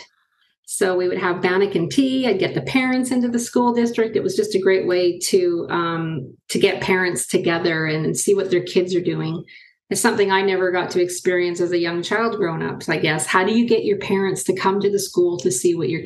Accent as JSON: {"language": "English", "area": "Nooaitch Indian Band, near Merritt", "region": "British Columbia", "country": "Canada", "said": "I'm from the Nuwaich Indian Band. It's just outside of Merritt, BC"}